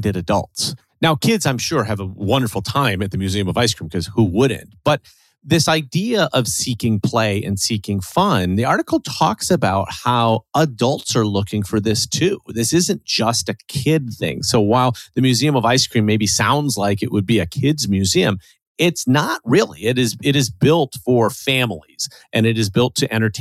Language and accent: English; Chicago, Illinois, United States; being the Chicagoan here on this show